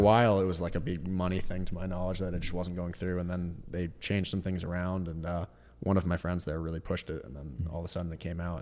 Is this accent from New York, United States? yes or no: no; Vermont, United States; moved away as an adult; also born or lived in Boston, Massachusetts; I grew up in Vermont